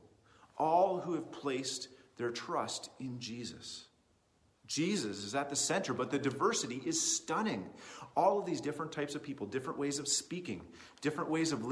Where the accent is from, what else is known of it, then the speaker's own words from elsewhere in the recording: Canada; as a Canadian kid in the 21st century.